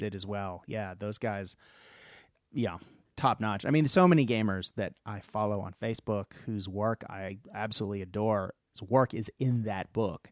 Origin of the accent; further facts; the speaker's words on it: United States; also born or lived in Baltimore; now in Australia; I'm an American living in Australia